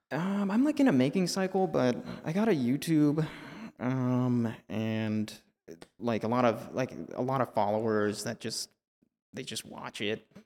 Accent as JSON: {"language": "English", "country": "El Salvador", "tie": "born or raised there", "moved": "yes", "said": "I spent a lot of time growing up in El Salvador."}